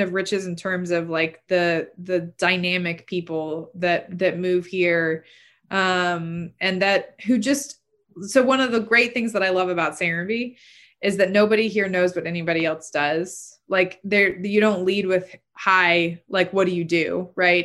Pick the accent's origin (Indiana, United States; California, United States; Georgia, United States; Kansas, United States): Georgia, United States; Chattahoochee Hills; I grew up in Chat Hills when there was, you know, nada, there was nothing.